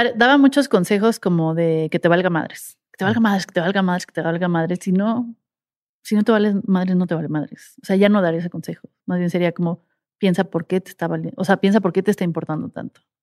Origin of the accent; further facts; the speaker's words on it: Mexico; soy una mexicana tratando de hacer un show en inglés